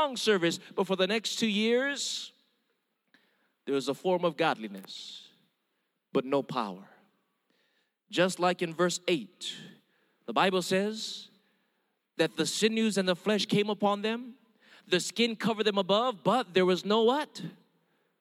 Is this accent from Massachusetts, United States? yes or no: no; Hawaii, United States; first language Hawaiian Pidgin; English is a second language; I'm Filipino, Mexican, and German, born and raised in Hawaii, but with an Indian name